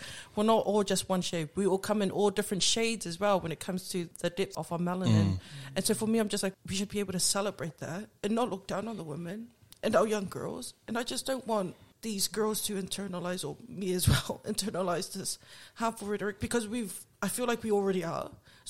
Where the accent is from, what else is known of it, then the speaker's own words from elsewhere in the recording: Auckland, New Zealand; moved away; I grew up in Onehunga.